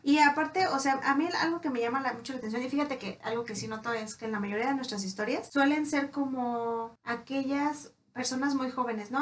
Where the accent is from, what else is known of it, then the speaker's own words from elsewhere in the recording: Mexico; nosotros como, como cultura mexicana